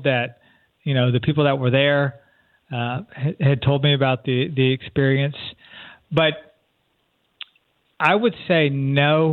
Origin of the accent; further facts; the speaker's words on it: San Antonio, Texas, United States; moved away as an adult; I'm from San Antonio, Texas, originally. Lived there probably till I was about 18 or 19 when I moved away to college